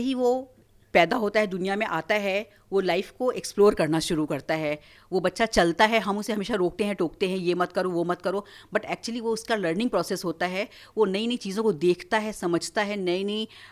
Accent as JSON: {"language": "Hindi", "town": "Varanasi", "region": "Uttar Pradesh", "country": "India", "tie": "born or raised there", "moved": "as an adult", "lives_now": "Noida, India", "said": "मेरा जन्म हुआ है वाराणसी में मैं काशी से हूँ और वहीं पर मैंने अपनी सारी शिक्षा भी पूरी की है"}